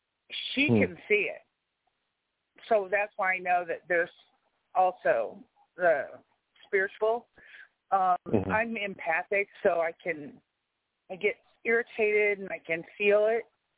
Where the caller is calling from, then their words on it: New York, United States; I'm in New York